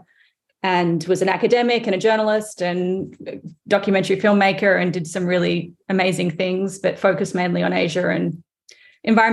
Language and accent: English; Sydney, New South Wales, Australia; now in United States; I grew up in Australia, but my mother is English, and she is from England